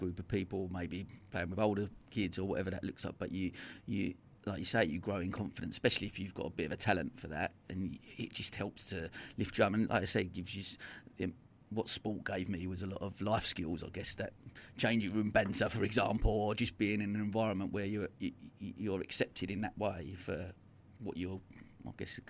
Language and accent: English; Dagenham, London, United Kingdom; I grew up in Dagenham, you know, in not the greatest school in the world